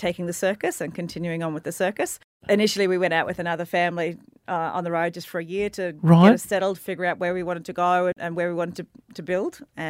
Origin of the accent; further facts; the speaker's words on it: Gold Coast, Queensland, Australia; also born or lived in Brisbane; Gold Coast and Brisbane.